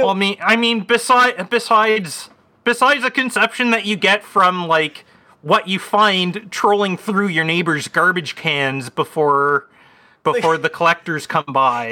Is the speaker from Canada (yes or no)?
yes; Canada; As a Canadian